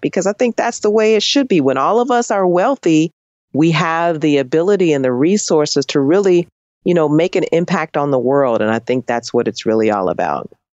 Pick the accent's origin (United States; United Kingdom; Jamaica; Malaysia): United States; Chicago, Illinois; moved away; I'm from Chicago